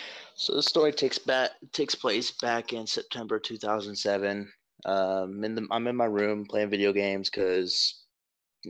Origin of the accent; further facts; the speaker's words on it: North Georgia, United States; I'm from Georgia, North Georgia, up at the base hills of what I assume would be the Appalachian region